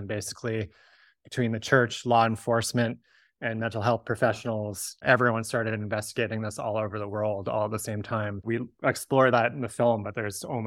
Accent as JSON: {"language": "English", "town": "Victoria", "region": "British Columbia", "country": "Canada", "tie": "born or raised there", "said": "I grew up in Victoria shortly after the book was published"}